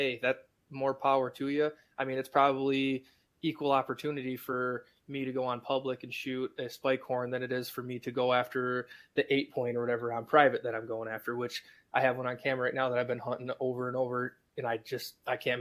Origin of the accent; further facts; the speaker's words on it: Michigan, United States; I'm from Michigan, so there's a lot of public land here